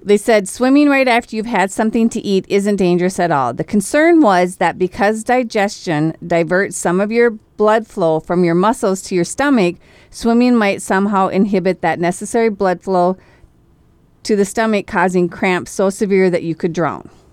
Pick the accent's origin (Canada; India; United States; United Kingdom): United States; Minnesota; I am Minnesotan